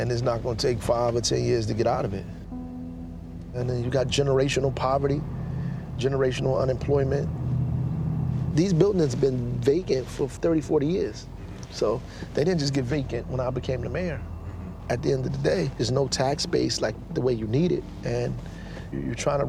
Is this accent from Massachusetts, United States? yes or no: no; Newark, New Jersey, United States; I grew up in Newark